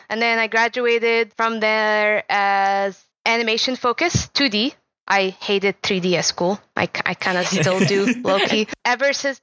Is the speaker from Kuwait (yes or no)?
yes; Kuwait; moved away as an adult; now in United States; I grew up in Kuwait, and my summers were spent in Jordan, Lebanon, and Syria